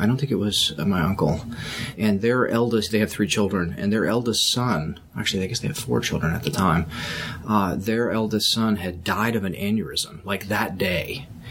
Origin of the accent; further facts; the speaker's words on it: Texas, United States; also born or lived in Virginia; I was born in Virginia, and uh, in 1969, and we moved to Texas in 1977